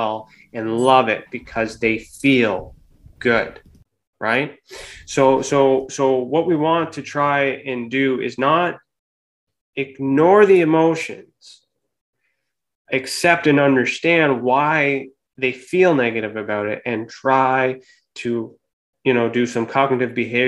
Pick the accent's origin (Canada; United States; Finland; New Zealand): Canada; here in Canada. So I'm Canadian